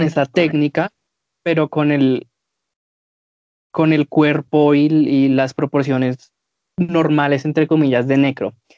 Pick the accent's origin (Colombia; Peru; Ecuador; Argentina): Colombia; nosotros somos colombianos